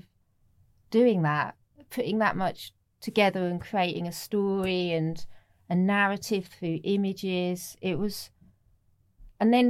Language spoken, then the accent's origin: English; North Norfolk, East of England, United Kingdom; also born or lived in Dulwich, London; now in London, United Kingdom; I grew up in North Norfolk.